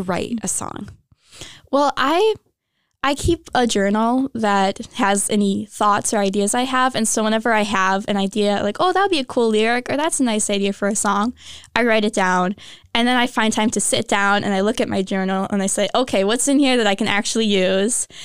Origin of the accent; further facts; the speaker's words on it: Minnesota, United States; moved away as an adult; I'm originally from Minnesota, came pretty far to go to school here.